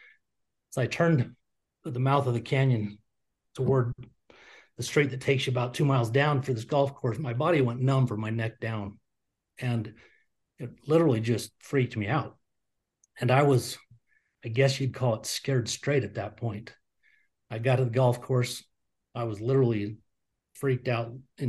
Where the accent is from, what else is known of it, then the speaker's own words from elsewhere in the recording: Utah, United States; I grew up in Utah, which is a very staunch Mormon community